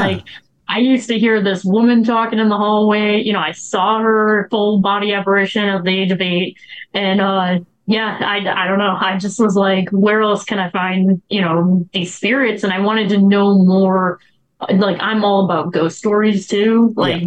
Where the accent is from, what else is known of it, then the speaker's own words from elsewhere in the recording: Chicago, Illinois, United States; I grew up in the South Side, and there was a lot of old abandoned buildings